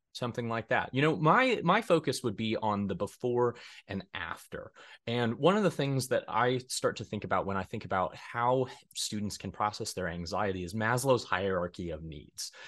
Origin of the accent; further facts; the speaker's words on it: Denver, Colorado, United States; moved away as an adult; now in Hays, United States; I'm originally from Denver, Colorado